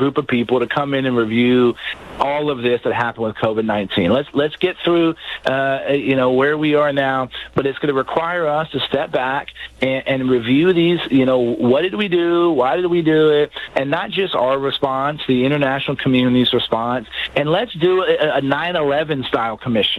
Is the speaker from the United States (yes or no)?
yes; San Antonio, Texas, United States; my hometown of San Antonio